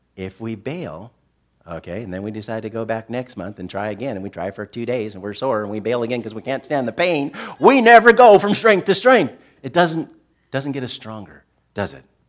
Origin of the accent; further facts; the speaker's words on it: Tucson, Arizona, United States; I grew up in Tucson, Arizona